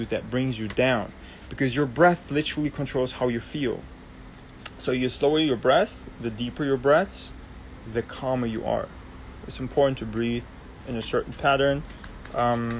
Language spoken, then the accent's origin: English; Germany; now in Barbados; I'm Turkish Georgian, but right now I'm in Barbados, born and raised in Germany.